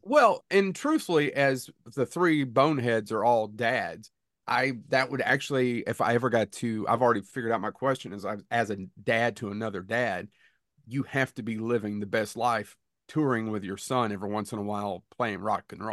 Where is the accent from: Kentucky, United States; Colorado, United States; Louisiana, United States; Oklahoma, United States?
Kentucky, United States; we're from Kentucky.